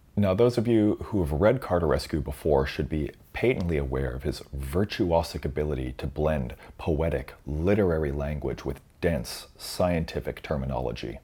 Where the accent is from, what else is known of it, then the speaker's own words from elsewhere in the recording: Canada; Being Canadian, I have a loose command of French